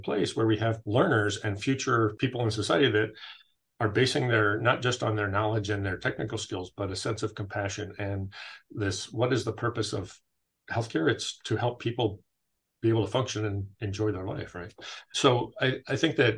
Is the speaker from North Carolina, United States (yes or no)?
no; California, United States; moved away; I grew up in California.